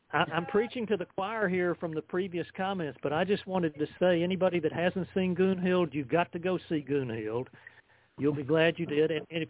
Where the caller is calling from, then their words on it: United States; I'm calling from Washington.